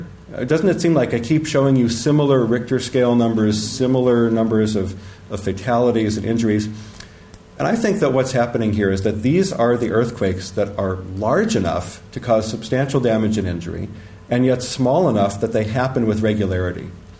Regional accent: Northridge, California, United States; now in San Francisco Bay Area, United States; everyone heard of my hometown, Northridge.

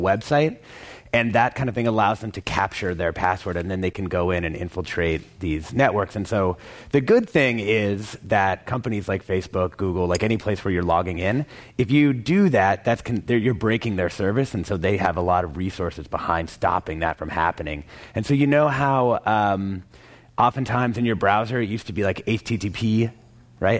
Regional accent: Vancouver, Washington, United States; my hometown in Vancouver, Washington

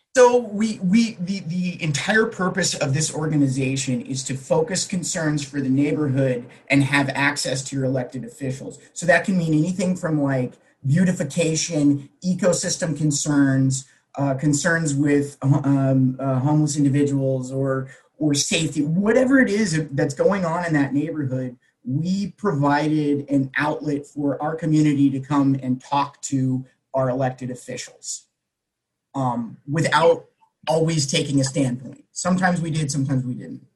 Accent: San Diego, California, United States; I come from San Diego, and it's a very interesting area because it has these pockets of little kind of townships, right? And uh, in my township where I came from in Pacific Beach

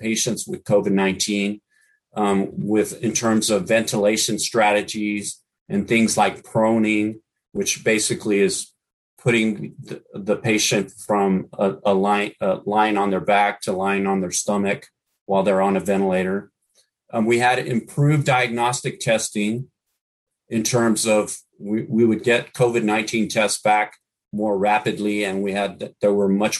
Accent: Brownsville, Texas, United States; now in San Francisco Bay Area, United States; I'm from Brownsville, Texas

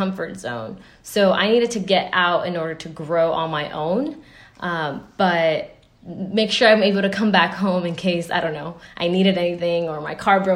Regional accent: United States; me being American

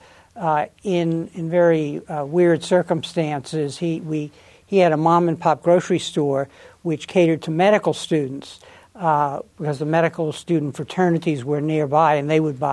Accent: Galveston, Texas, United States; moved away as an adult; I was born in Galveston, Texas, and raised there until I went off to college.

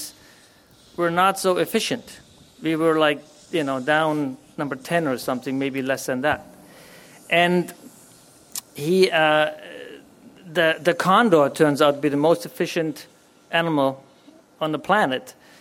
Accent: Berlin, Germany; moved away; I was born and raised in Germany. I grew up in Berlin at the time, and we still had a Berlin Wall

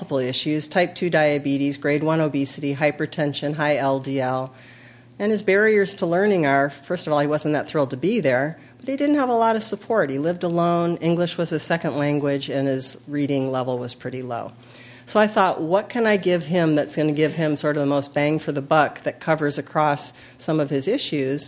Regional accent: California, United States; we're from California

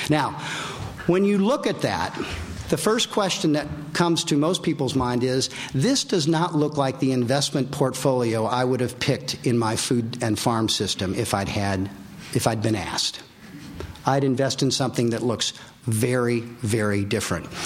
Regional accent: California, United States; and we're all from California.

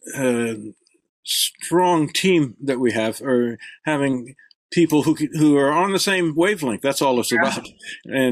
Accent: El Paso, Texas, United States; I grew up in El Paso, Texas

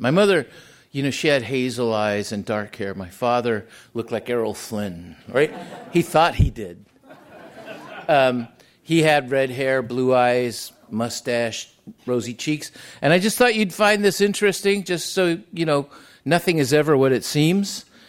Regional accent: San Diego, California, United States; first language Spanish; English is a second language; also born or lived in Tijuana, Mexico; And I was born there, we left Tijuana when I was still a little boy and went to San Diego, but they didn't have any money or opportunity, so we settled in Logan Heights and National City.

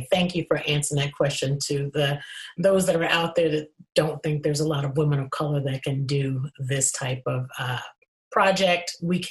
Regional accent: Atlanta, Georgia, United States; You know, I'm originally from Atlanta, Georgia.

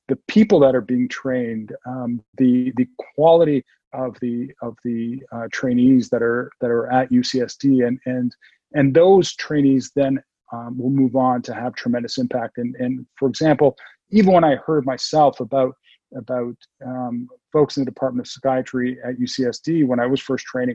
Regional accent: Toronto, Ontario, Canada; moved away as an adult; now in San Diego, United States; I'm from Toronto. I was born and raised in Toronto

